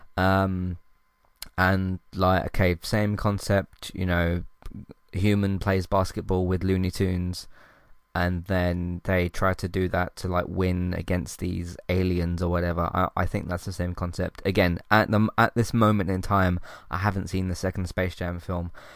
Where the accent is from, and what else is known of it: United Kingdom